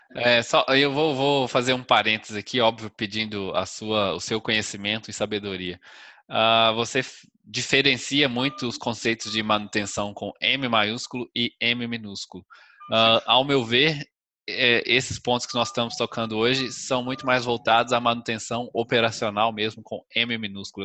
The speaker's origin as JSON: {"language": "Portuguese", "region": "Minas Gerais", "country": "Brazil", "said": "Minas Gerais, da minha terra"}